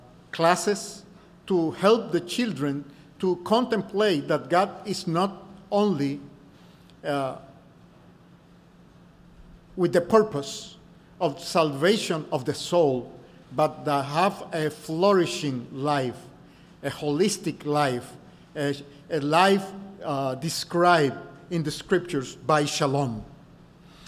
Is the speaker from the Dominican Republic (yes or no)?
yes; Dominican Republic; I'm from the Dominican Republic.